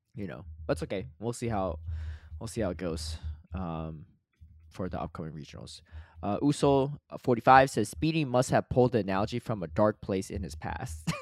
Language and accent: English; United States; I grew up in the United States and whatever, I'm American